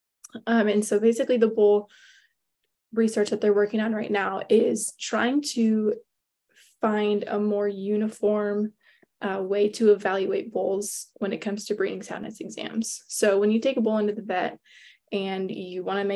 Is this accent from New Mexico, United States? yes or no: no; Cascade, Iowa, United States; I am originally from Eastern Iowa. Cascade is my hometown. And I grew up on a diversified livestock and crop farm